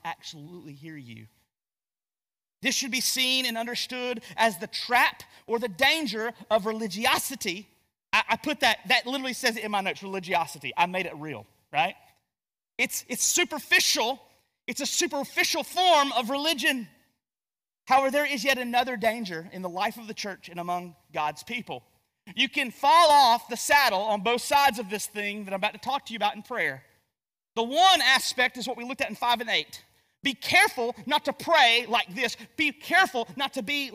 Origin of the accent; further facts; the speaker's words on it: Gastonia, North Carolina, United States; I'm from Gastonia, North Carolina